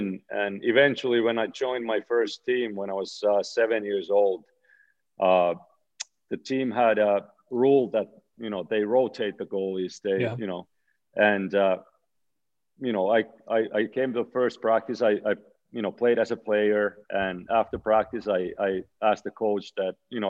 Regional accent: Oulu, North Ostrobothnia, Finland; moved away as an adult; my hometown pro team, Karpat

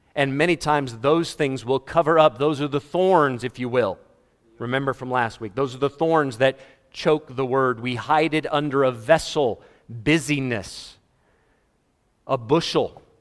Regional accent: United States; moved away as an adult; also born or lived in Fort Worth, Texas / Florida / Malawi; growing up in America. I remember losing power twice. In the twenty-six years I was in America, I moved to Africa when I was twenty-six

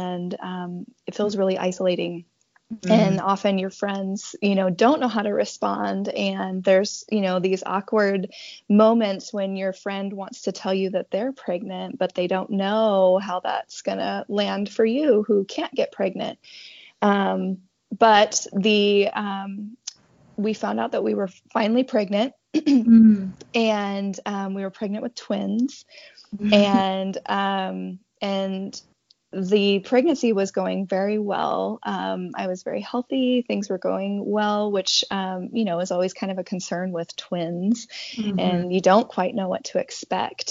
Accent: Montana, United States; now in Independence, Oregon, United States; I'm originally from Montana, but I've called Oregon home now for 13 years

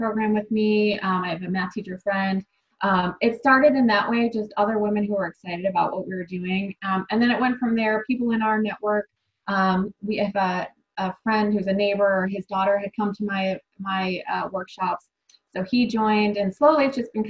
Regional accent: Buffalo, New York, United States; I grew up in Buffalo, New York

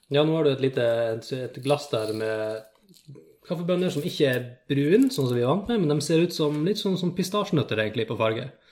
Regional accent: Finnfjord, Troms, Norway; moved away; hvis jeg drar hjem til Finnfjorden

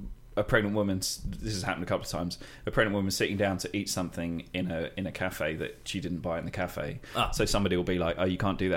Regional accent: London, United Kingdom; accent: cockney; I get a bit more cockney because I'm from London and I'm from South of London.

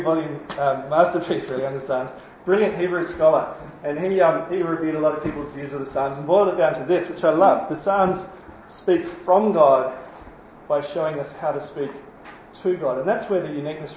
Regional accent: New Zealand; now in Australia; I'm a Kiwi.

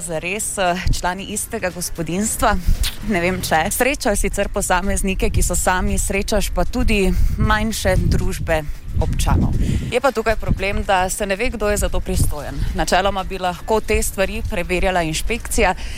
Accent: Maribor, Slovenia; Smo Mariborčani, Mariborčanke

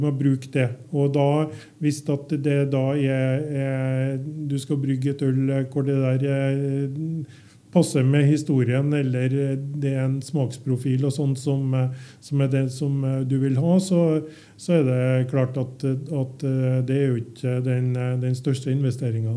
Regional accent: Trøndelag, Norway; Som trønder

